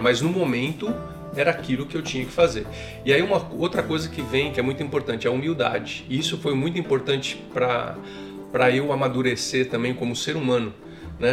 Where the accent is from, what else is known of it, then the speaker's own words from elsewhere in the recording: São Paulo, Brazil; moved away as an adult; also born or lived in Germany / United States; now in Canada; sou de São Paulo originalmente, uh, cresci em São Paulo